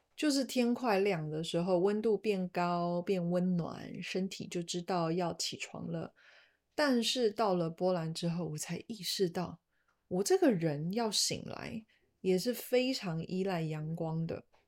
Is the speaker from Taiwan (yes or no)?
yes; Taiwan; moved away as an adult; also born or lived in Poland; 我是在台湾长大的，这是台湾永远没有办法被取代的地方